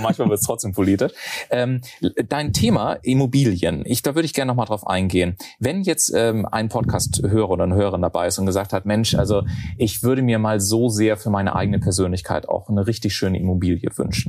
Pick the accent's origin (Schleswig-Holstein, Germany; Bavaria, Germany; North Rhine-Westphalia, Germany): Bavaria, Germany; Garmisch-Partenkirchen; moved away; also born or lived in Munich; ich komme ja aus Garmisch-Partenkirchen